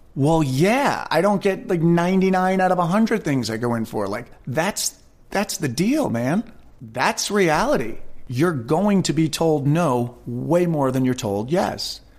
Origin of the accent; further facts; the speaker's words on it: Westchester County, New York, United States; I was born and raised in Westchester County, New York.